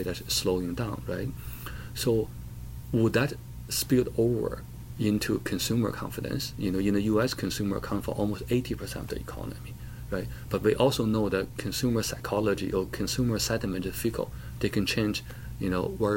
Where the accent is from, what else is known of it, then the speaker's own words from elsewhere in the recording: China; now in United States; I was born in China.